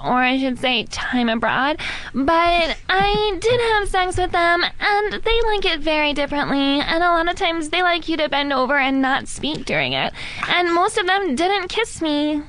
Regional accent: Modesto, California, United States; From Modesto.

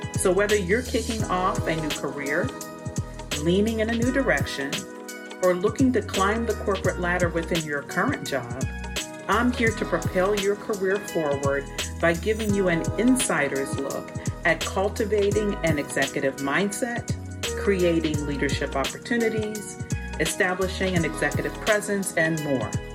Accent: Pennsylvania, United States; Pennsylvania State University, my home state

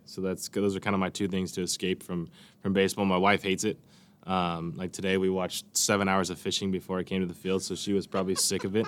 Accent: Bakersfield, California, United States; growing up in Bakersfield, there's farms around you everywhere

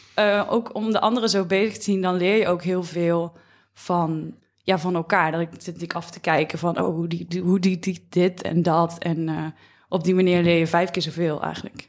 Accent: near Roosendaal, North Brabant, Netherlands; Ik kom zelf uit Brabant

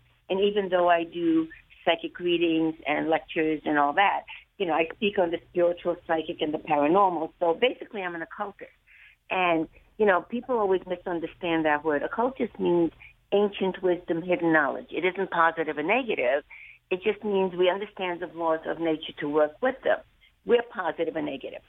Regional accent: Hungary; moved away; I'm from Hungary

